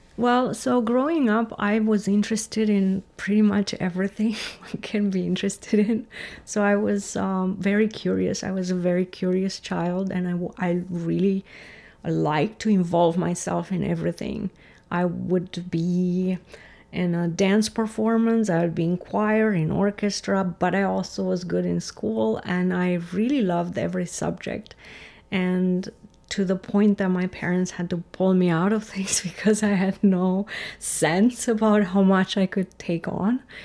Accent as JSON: {"language": "English", "country": "Romania", "tie": "born or raised there", "also_born_or_lived": "Germany", "second_language": "English", "moved": "yes", "said": "I grew up in Romania"}